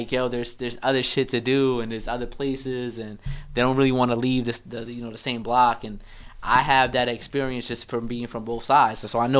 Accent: New Jersey, United States; also born or lived in Bronx, New York / Manhattan, New York; I'm originally from the Bronx, man. But I moved out here to Jersey when I was a kid, though. But I've always had that connection to the Bronx.

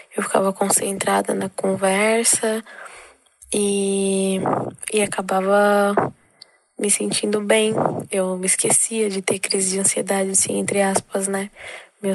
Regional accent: Guarulhos, São Paulo, Brazil; sou aqui de Guarulhos, São Paulo

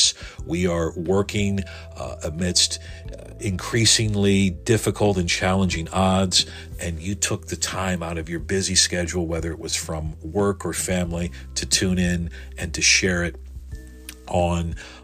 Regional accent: United States; listeners here in my home country

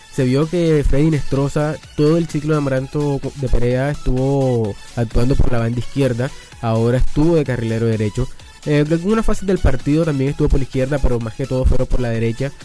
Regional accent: Barranquilla, Atlántico, Colombia; como colombianos, como barranquilleros

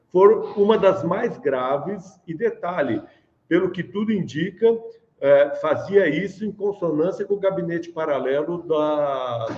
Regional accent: São Paulo, Brazil; eu fui do Braz o resto da vida.

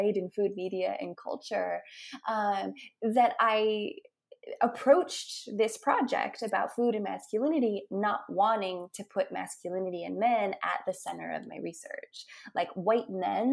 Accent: Billings, Montana, United States; now in Tulsa, United States; my hometown of Billings, Montana, where I grew up

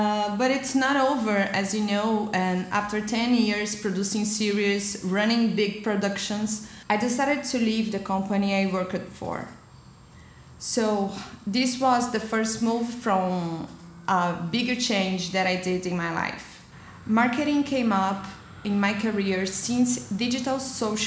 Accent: Brazil; moved away as an adult; now in Lisbon, Portugal; I am a Brazilian and I'm based in Portugal for almost 6 years

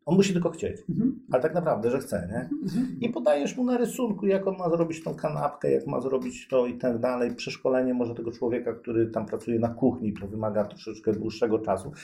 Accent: Koszalin, West Pomeranian Voivodeship, Poland; moved away as an adult; now in Gdańsk, Poland; jestem z Koszalina, tam się urodziłem

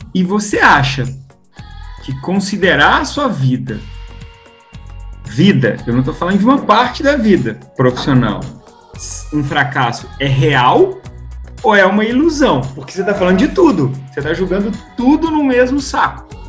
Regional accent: Belo Horizonte, Minas Gerais, Brazil; de BH, Belo Horizonte, das Minas Gerais, onde eu nasci aqui

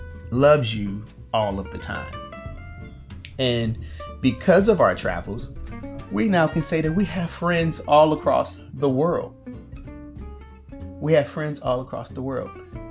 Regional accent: Missouri, United States; We've been, of course, to Missouri. We're from Missouri.

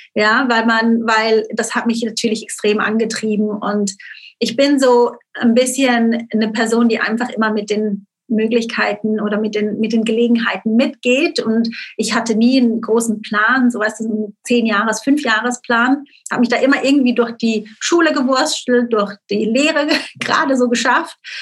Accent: Switzerland; moved away; aufgewachsen bin ich wirklich auf dem Schweizer Dorf, wie man sich so vorstellt, mit den Kühen und den Bergen im Hintergrund am Bodensee.

